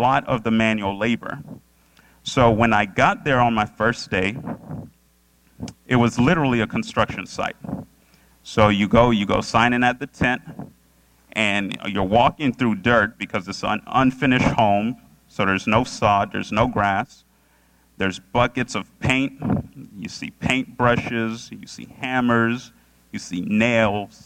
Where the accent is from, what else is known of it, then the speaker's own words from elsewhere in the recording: Orlando, Florida, United States; also born or lived in Boca Raton; Orlando, which is my hometown